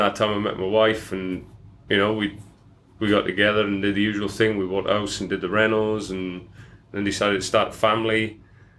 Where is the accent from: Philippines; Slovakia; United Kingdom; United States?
United Kingdom; Welsh valleys, Wales; accent: Welsh; moved away as an adult; now in Australia; I grew up in Wales